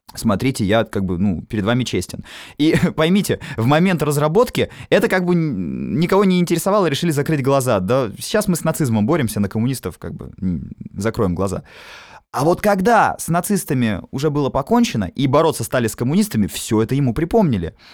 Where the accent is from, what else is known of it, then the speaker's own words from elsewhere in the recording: Obninsk, Kaluga Oblast, Russia; я сам уроженец города Обнинск